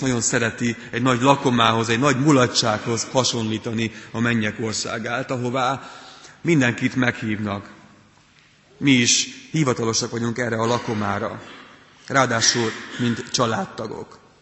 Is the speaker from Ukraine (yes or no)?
yes; Transcarpathia, Zakarpattia Oblast, Ukraine; moved away as an adult; also born or lived in Pécs, Hungary; now in Hungary; Kárpát alján születtem, ami Ukrajnában